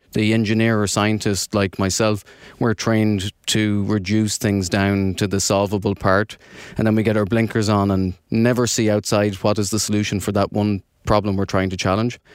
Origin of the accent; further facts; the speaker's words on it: Ireland; accent: brogue; moved away as an adult; now in New Jersey, United States; I'm from Ireland, living in New Jersey the last couple of years